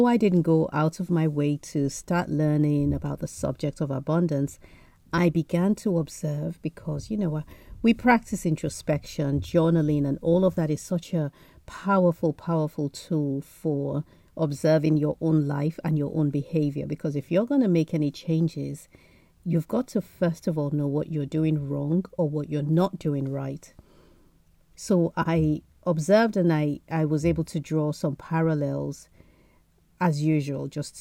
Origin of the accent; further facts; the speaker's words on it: Nigeria; now in United Kingdom; Being Nigerian, surrounded by Nigerian aunties